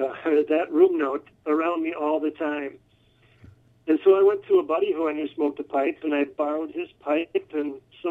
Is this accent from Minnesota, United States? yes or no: yes; Minnesota, United States; also born or lived in Bavarian Alps, Germany; Well, I'm from Minnesota. Pretty much most of my whole life was spent in the Twin Cities, either in the suburbs of Minneapolis or the suburbs of St. Paul